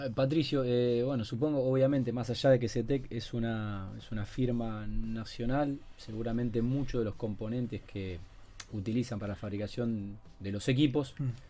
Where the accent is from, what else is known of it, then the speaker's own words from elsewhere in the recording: Rosario, Santa Fe, Argentina; somos rosarinos y mm, amamos mucho esta ciudad